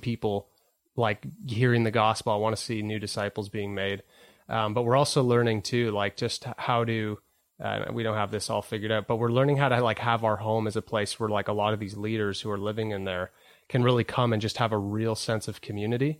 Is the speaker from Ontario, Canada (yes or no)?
yes; Whitby, Ontario, Canada; I grew up in Whitby